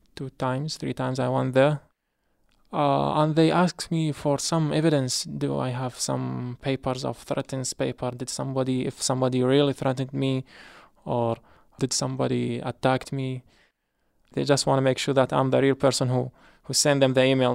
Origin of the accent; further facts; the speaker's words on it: Iraq; English is a second language; moved away as an adult; now in Hartford, United States; I'm from Iraq.